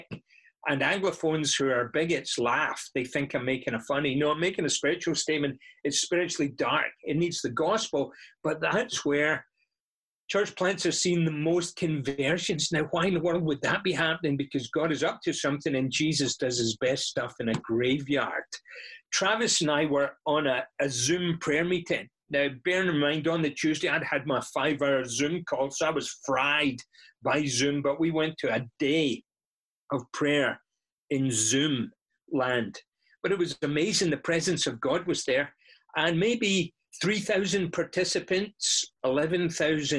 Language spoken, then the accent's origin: English; Scotland, United Kingdom; moved away; I'm from Scotland, and that's why I speak this way.